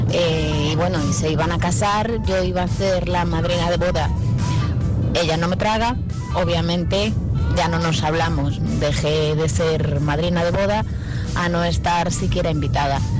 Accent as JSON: {"language": "Spanish", "town": "León", "region": "Castile and León", "country": "Spain", "said": "Y luego me la encuentro, pues, por mi ciudad, que soy de León"}